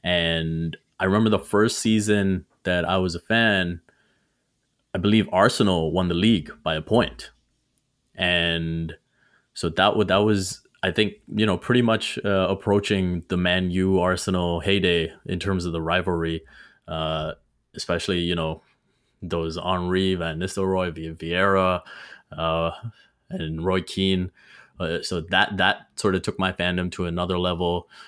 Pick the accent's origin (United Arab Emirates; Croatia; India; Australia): United Arab Emirates; Dubai; I was growing up in Dubai, so it was always football.